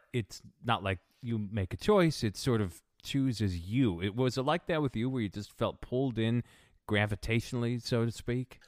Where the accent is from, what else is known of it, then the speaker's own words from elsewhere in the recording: New England, United States; I grew up in New England